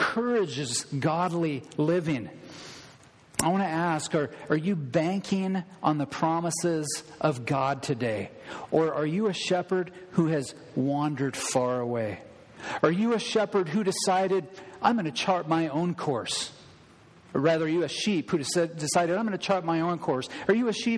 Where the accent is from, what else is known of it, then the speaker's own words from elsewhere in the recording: Thurston County, Washington, United States; also born or lived in Le Grand / Everson; I grew up in Thurston County, a fairly large area